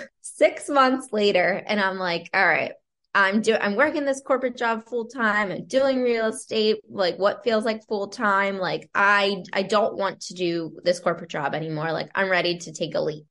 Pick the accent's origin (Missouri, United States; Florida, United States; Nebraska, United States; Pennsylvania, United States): Pennsylvania, United States; Lancaster County; moved away as an adult; now in Towson, United States; I grew up in Lancaster County, Pennsylvania, in a small town, moved to Maryland right after graduating from college